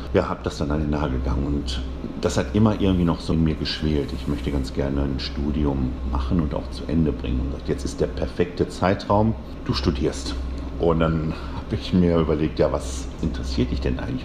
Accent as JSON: {"language": "German", "town": "Bochum", "region": "North Rhine-Westphalia", "country": "Germany", "tie": "born or raised there", "also_born_or_lived": "Essen", "said": "aufgewachsen bin ich eigentlich in Bochum, also zur Schule gegangen"}